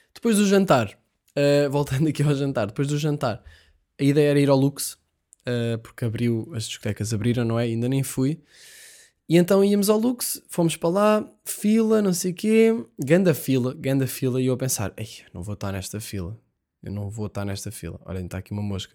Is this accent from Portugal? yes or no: yes; Portugal; nós somos portugueses